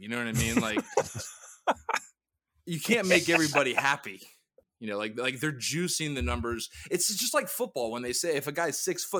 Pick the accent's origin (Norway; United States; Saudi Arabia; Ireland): Saudi Arabia; born there; Well, technically I was born in Saudi Arabia.